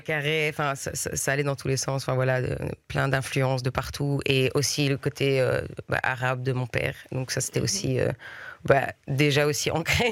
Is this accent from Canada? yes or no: no; Brussels, Brussels-Capital Region, Belgium; first language French; j'ai grandi à Bruxelles